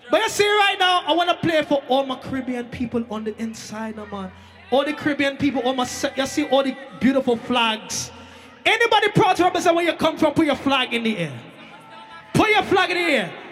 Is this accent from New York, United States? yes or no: yes; Brooklyn, New York, United States; I come all the way from Brooklyn, New York City.